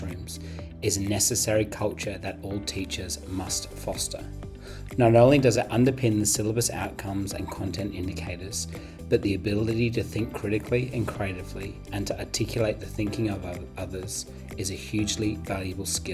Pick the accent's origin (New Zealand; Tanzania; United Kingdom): United Kingdom; England; I'm English